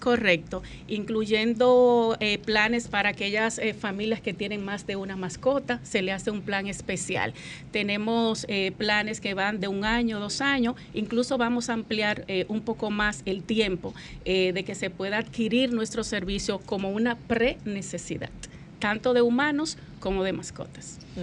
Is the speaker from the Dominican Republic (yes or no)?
yes; Constanza, La Vega, Dominican Republic; moved away; yo soy de Constanza